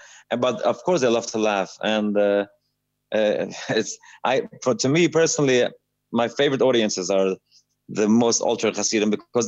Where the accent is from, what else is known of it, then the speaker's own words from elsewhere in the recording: New York City, New York, United States; also born or lived in Montreal, Canada / London, United Kingdom / Israel; So I grew up in Satmar. I was born sort of in Williamsburg, but then I was in Montreal for a while, and then I went back to Williamsburg, and then I learned in London and in Israel, and I went back in New York.